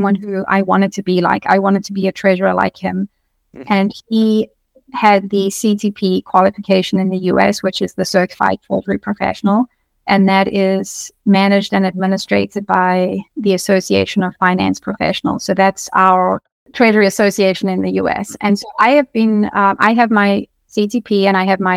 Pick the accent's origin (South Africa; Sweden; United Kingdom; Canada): South Africa; moved away as an adult; now in United States; I come from South Africa. So I moved to the US